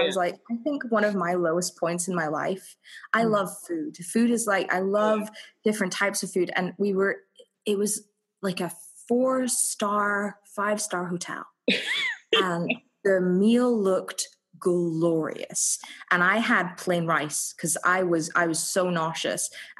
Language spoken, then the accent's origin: English; Scotland, United Kingdom; I'm Scottish. I am not used to like anything above a hot 20 degrees Celsius.